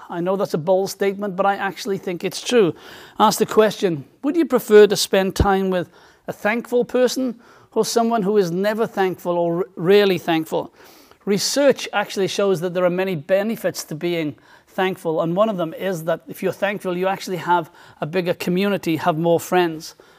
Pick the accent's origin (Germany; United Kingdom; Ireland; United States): United Kingdom; South Wales; when I was a, a teenager, um, and growing up in South Wales